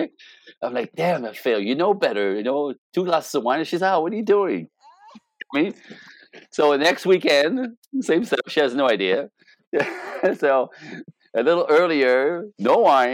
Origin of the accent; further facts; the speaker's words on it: Canada; moved away as an adult; now in Los Angeles, United States; as a Canadian, I'm Canadian.